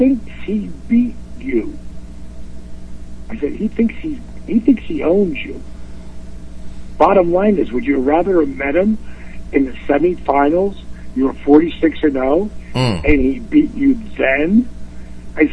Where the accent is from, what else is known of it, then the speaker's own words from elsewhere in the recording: Atlanta, Georgia, United States; my hometown here in Atlanta, GA